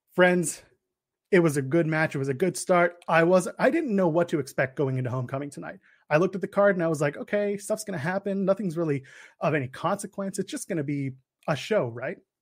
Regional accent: Canada; the Canadian boy. I am a Canadian boy.

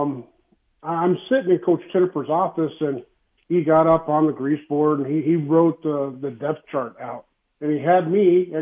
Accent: Texas, United States; moved away as an adult; I'm from Texas

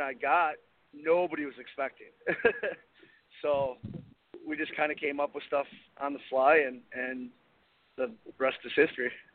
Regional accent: Milwaukee, Wisconsin, United States; I'm from Milwaukee

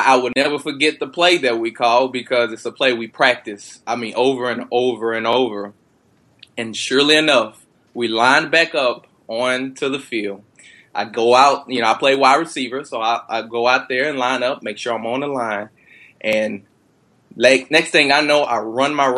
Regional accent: Texas, United States; I'm born and raised in Texas

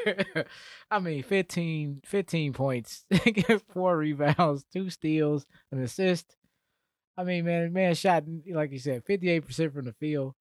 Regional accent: Atlanta, Georgia, United States; I'm from Atlanta area

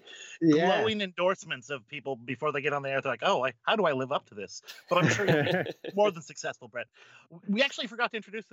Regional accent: United States; I'm American.

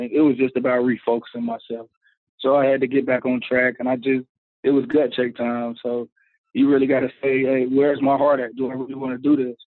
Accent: Charlotte, North Carolina, United States; It was great, man you get a little bit of everything there. You get the country life, but you also get all the all the seasons there

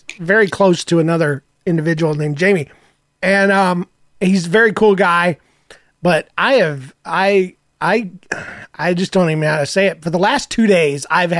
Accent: the South, United States; You know, I'm from the South ultimately, and even though I don't still have my accent

